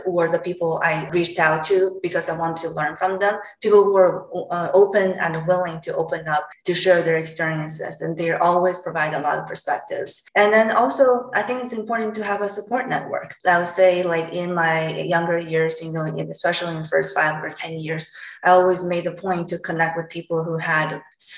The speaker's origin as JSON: {"language": "English", "country": "China", "tie": "born or raised there", "also_born_or_lived": "California / England / Ohio / Washington DC", "second_language": "English", "moved": "as an adult", "lives_now": "Philadelphia, United States", "said": "I was born and raised in China up until I was in college."}